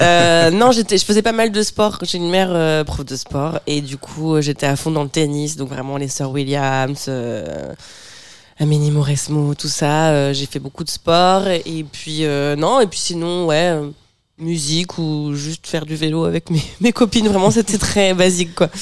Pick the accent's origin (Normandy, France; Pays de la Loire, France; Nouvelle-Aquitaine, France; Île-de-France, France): Normandy, France; Bernay; à Bernay, là où j'ai là où j'ai grandi